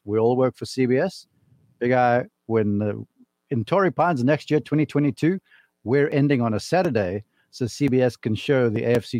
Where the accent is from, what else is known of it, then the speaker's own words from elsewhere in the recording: South Africa; Growing up in South Africa, it's rugby and cricket.